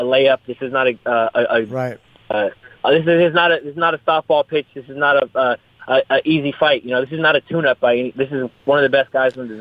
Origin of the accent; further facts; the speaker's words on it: United States; also born or lived in Seattle, Washington / Northern California; we were in Seattle, and then we moved from Seattle to Northern California to kind of try to get away from the trouble